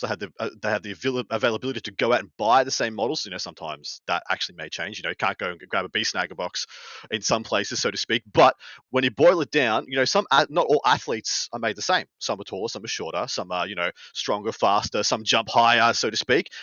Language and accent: English; Australia; moved away; my home country